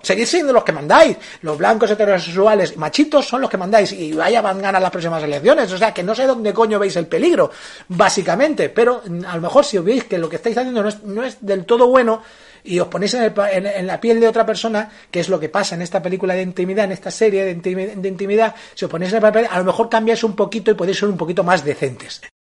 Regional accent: Spain; éramos los españoles

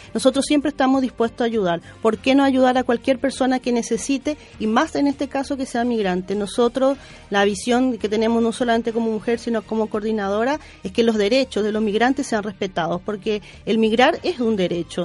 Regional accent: Paraguay; now in Chile; yo, por ejemplo, soy paraguaya

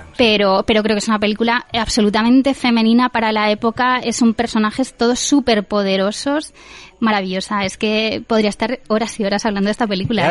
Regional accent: Spain; nosotros como españoles

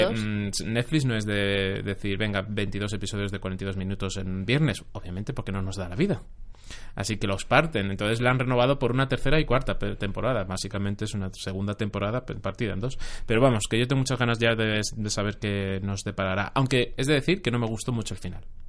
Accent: Jaén, Andalusia, Spain; yo soy de Jaén

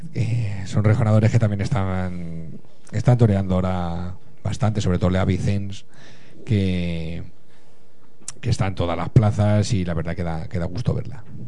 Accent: El Álamo, Community of Madrid, Spain; mi pueblo, es, de, es del Álamo

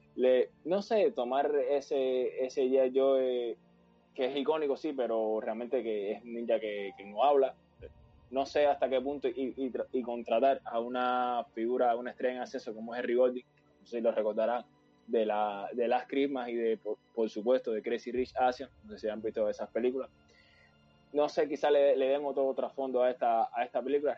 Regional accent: Cuba; cuando era pequeño, sí, en Cuba

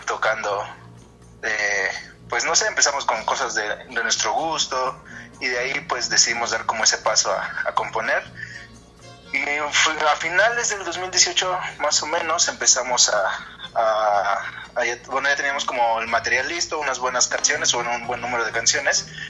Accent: Mexico; lo que vivimos como mexicanos en el, en el día a día.

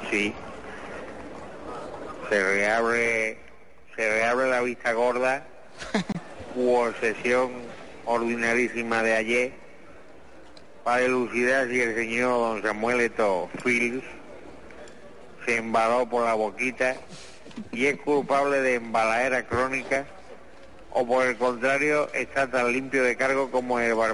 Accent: Lucena, Andalusia, Spain; allí estábamos unos pocos de mi pueblo de Lucena, allí en Lucena, que yo no sé si usted ha estado alguna vez en Lucena, porque yo soy … de Lucena.

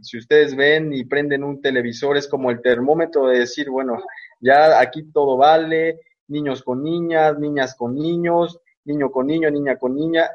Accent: Mexico; now in Uruapan, Mexico; soy de México, estoy aquí en Uruapan, Michoacán

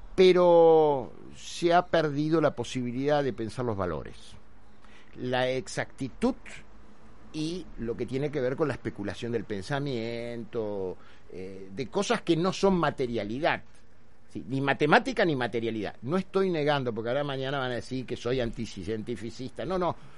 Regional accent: Argentina; Hoy en la Argentina, 2021, ¿qué somos los argentinos?

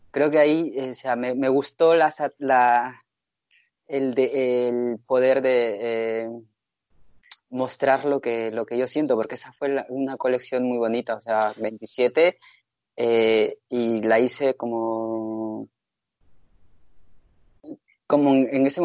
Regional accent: Basque Country, Spain; moved away as an adult; now in Madrid, Spain; me presenté al concurso de jóvenes diseñadores del País Vasco, porque seguía

